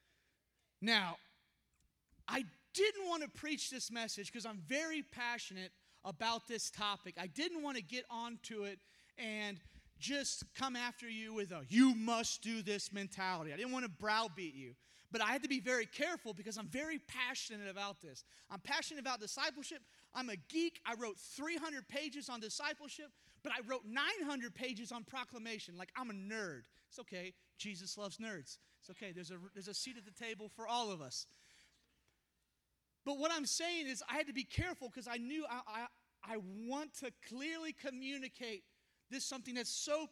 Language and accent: English; Houston, Texas, United States; moved away; We're from Houston originally.